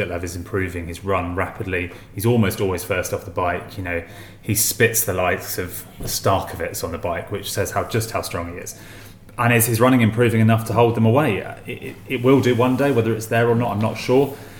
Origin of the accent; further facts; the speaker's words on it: England, United Kingdom; Oh, mate, we're English.